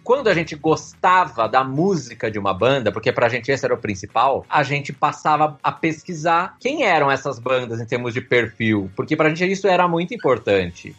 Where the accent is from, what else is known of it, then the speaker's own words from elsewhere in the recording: Piracicaba, São Paulo, Brazil; accent: caipira; moved away as an adult; now in São Paulo, Brazil; Eu sou caipira, eu sou de Piracicaba, no interior de São